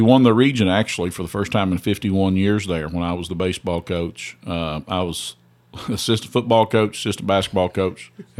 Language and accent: English; Elkhorn City, Kentucky, United States; Well, it's small town USA. It's probably about 1,100 people in the town, about 7 cats and 12 dogs. That's what I tell people. We always called it the last big town before you leave Kentucky because it's on the Virginia border.